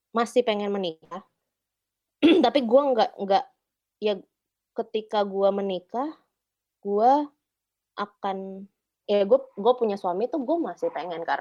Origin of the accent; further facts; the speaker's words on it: Cibubur, Indonesia; Gue anak Cibubur soalnya.